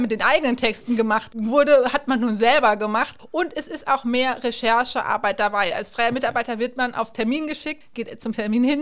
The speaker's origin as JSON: {"language": "German", "region": "Hesse", "country": "Germany", "tie": "born or raised there", "said": "Es ging einfach los vor Ort in meinem Heimatort in Hessen"}